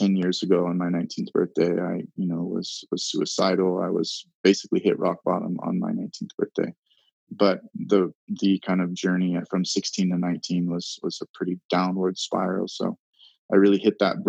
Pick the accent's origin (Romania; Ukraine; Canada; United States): United States; Hawaii; I was born and raised in Hawaii.